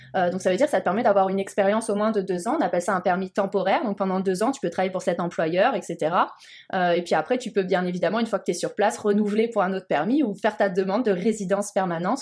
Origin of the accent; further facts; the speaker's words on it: Montpellier, Occitania, France; moved away as an adult; also born or lived in Alsace; now in Montreal, Canada; moi, je viens du sud de la France, donc en plus, moi, le froid, c'est vrai que j'en avais un petit peu peur, bien que je mhm. sois née en Alsace, mais euh, ouais, c'est vrai que j'ai vécu la majorité de ma vie à, Montpellier.